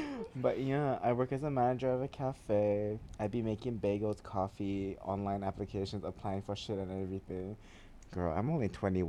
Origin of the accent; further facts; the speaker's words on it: Papua New Guinea; also born or lived in Malaysia; I'm from Malaysia, but like your boy grew up in Papua New Guinea.